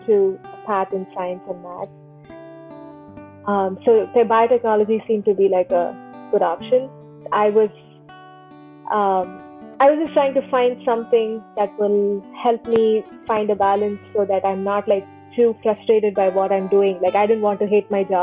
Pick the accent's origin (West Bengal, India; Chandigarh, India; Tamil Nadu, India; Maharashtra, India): Tamil Nadu, India; Chennai; moved away as an adult; also born or lived in East Coast, United States / Sunnyvale, California; now in United States; I'm from Chennai